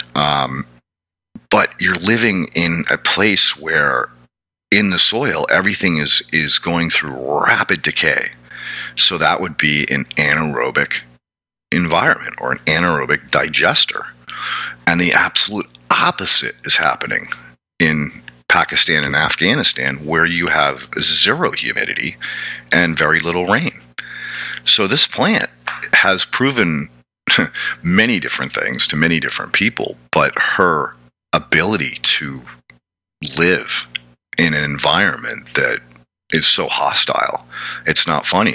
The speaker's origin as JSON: {"language": "English", "region": "New England", "country": "United States", "said": "I come from New England"}